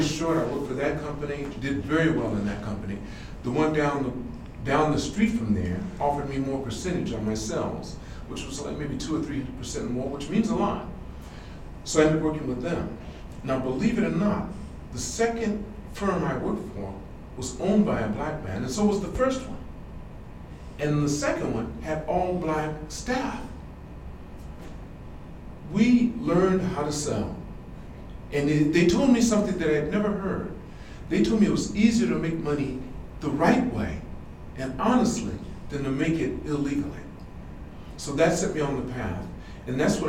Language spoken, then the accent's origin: English; California, United States; moved away as an adult; now in Japan; I'm from California